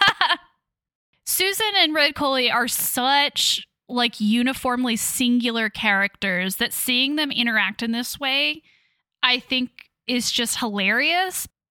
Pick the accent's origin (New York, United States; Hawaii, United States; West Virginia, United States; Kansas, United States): Kansas, United States; Leavenworth; Yes, I am originally from Kansas. I grew up there